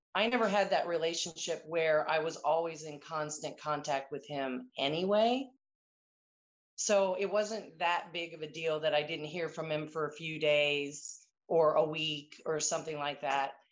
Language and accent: English; Annapolis, Maryland, United States; growing up in Annapolis, my parents actually sponsored one of the very first female midshipmen at the academy